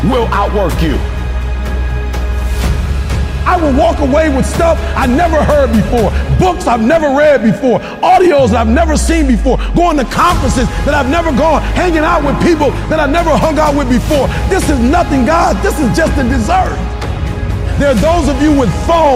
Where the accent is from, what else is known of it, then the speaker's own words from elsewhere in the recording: Detroit, Michigan, United States; I'm from Detroit, homeless